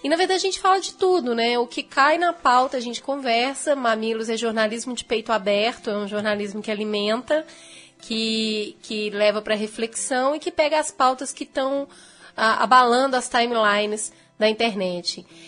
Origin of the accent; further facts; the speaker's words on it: Belo Horizonte, Minas Gerais, Brazil; estudei em Belo Horizonte, eu sou de Belo Horizonte. Estudei em escola pública, municipal e estadual